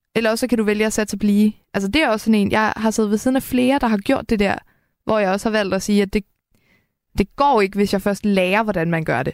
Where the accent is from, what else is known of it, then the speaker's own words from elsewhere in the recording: Helsingør, Capital Region of Denmark, Denmark; jeg kommer fra Helsingør